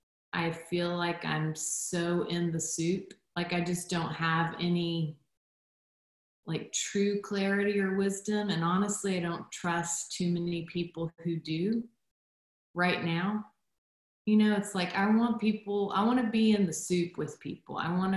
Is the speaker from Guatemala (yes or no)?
yes; Guatemala; So my background, I'm a missionary kid. I grew up in Guatemala and was born there.